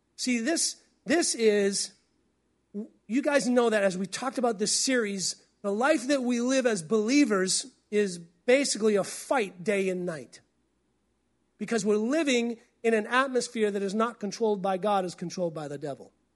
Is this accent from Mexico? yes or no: no; New England, United States; moved away as an adult; also born or lived in Tulsa, Oklahoma; now in Pacific Northwest, United States; I came from New England